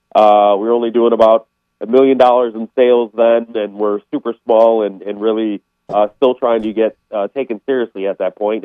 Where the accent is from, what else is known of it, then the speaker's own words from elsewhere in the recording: Chicago, Illinois, United States; I'm from Chicago